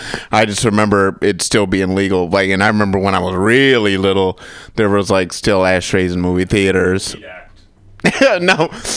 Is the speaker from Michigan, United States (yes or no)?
yes; Michigan, United States